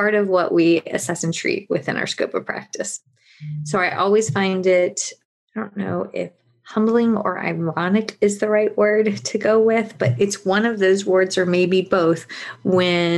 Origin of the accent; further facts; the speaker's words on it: Virginia, United States; now in South Carolina, United States; I am not from South Carolina. I'm from Virginia